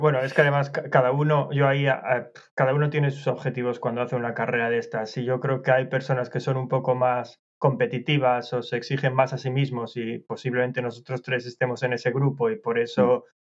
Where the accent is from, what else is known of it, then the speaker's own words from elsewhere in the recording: Asturias, Spain; moved away as an adult; now in London, United Kingdom; soy de Asturias, en Asturias llueve mucho